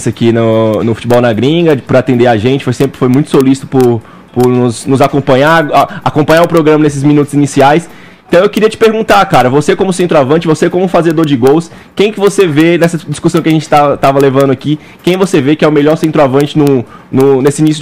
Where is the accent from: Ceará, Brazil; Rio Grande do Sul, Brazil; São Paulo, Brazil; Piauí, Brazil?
Ceará, Brazil; Fortaleza; Eu vi que você é cearense, eu também sou cearense, sou lá de Fortaleza.